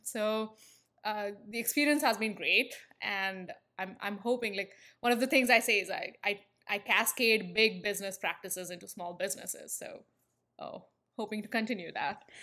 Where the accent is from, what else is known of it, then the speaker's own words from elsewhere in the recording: India; moved away; if the accent hasn't given it away, I'm from India. And I spent my entire, uh, formative years in the country.